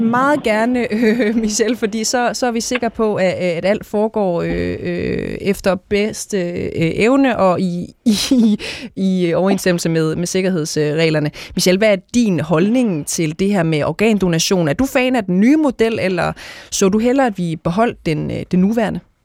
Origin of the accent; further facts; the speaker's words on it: Denmark; som dansker, som frit menneske i det her land